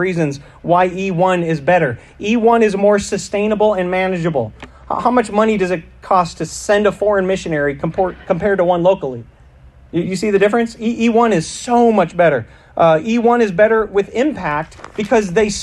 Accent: United States; I'm American

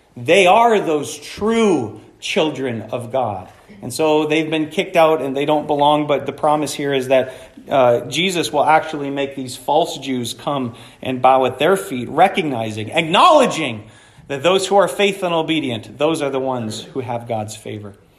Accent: Florence, United States; I grew up in Florence

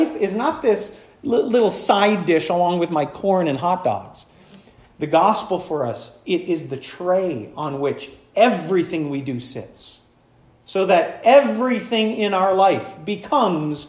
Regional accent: United States; I'm an American

